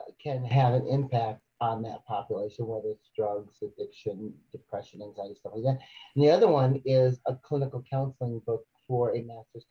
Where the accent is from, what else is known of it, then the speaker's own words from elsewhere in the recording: Michigan, United States; also born or lived in Chicago, Illinois; I was born in 1970 in Chicago. When I was 3 years old, my mother, who is white, and was killed by my stepfather. So my brother and I went to Michigan